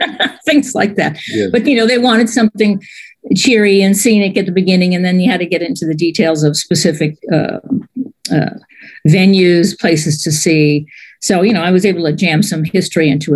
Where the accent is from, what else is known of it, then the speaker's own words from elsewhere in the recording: New York City, New York, United States; moved away as an adult; also born or lived in Syracuse, New York / North Carolina; now in Tucson, United States; I grew up in New York City